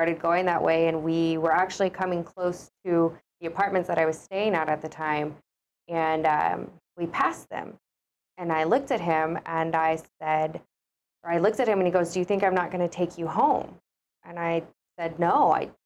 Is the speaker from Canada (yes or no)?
no; Oklahoma, United States; moved away; Well, originally I'm from Oklahoma. That's where I was born and raised